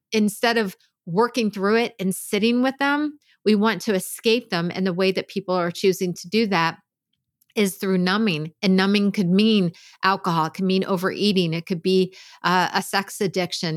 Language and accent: English; Pennsylvania, United States; I grew up in Pennsylvania